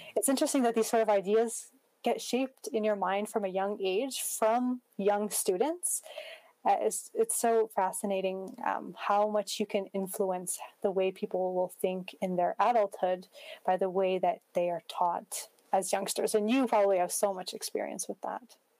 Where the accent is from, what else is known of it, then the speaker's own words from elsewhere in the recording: Prince George, British Columbia, Canada; growing up as a Muslim in Prince George, it was a strong part of my identity.